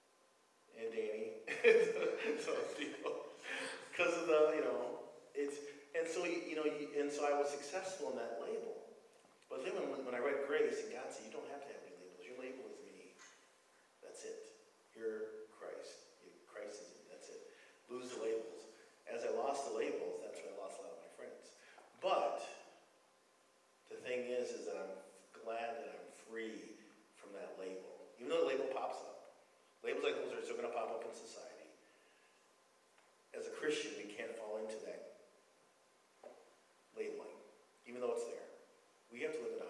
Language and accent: English; Madison, Wisconsin, United States; I'm from Madison, Wisconsin